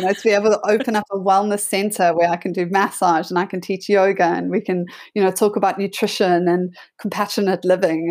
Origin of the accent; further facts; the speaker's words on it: South Africa; moved away as an adult; also born or lived in Sydney, Australia; my brother and I grew up there.